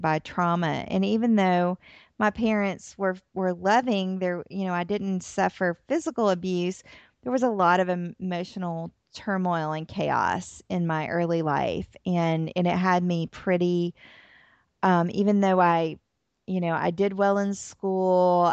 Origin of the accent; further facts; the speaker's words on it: Atlanta, Georgia, United States; moved away as an adult; also born or lived in New Orleans, Louisiana; now in Tennessee, United States; I'm from Atlanta, Georgia. I live in Tennessee now